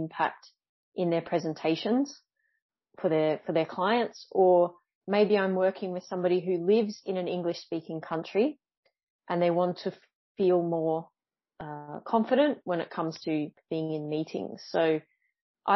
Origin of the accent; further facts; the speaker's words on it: Australia; moved away as an adult; now in Montpellier, France; currently I am in the south of France in Montpellier, but I'm from Australia.